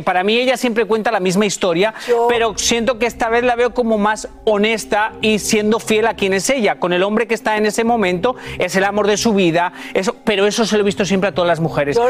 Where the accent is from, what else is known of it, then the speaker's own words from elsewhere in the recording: Spain; soy español